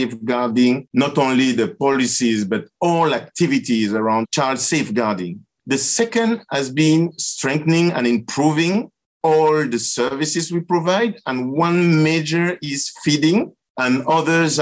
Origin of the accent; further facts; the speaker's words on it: Cameroon; moved away; also born or lived in Canada / Latin America; I was born in Cameroon